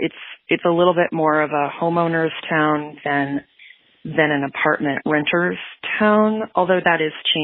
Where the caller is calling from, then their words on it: Portland, Oregon, United States; I'm Adweek's diversity and inclusion reporter, and I'm calling from Portland, Oregon, where I work remotely from home all of the time.